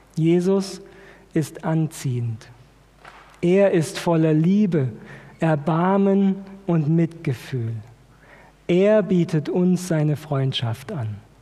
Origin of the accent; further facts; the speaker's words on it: Germany; wir als Deutsche